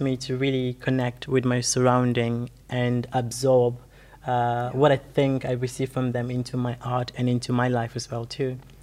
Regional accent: Gambia; moved away; growing up in the Gambia

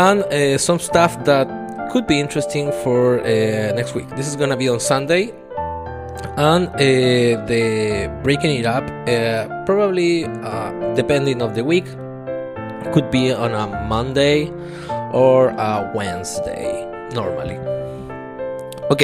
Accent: Chile; I'm from Chile

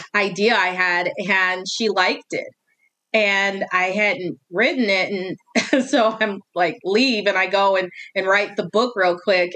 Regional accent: Northwestern Indiana, United States; now in Eastern Tennessee, United States; the town is my hometown, it's based on my hometown

